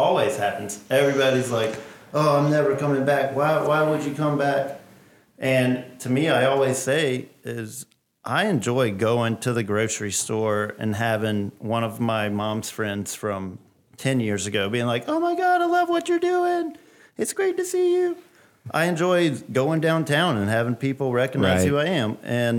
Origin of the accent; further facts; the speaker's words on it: Augusta, Georgia, United States; Born and raised.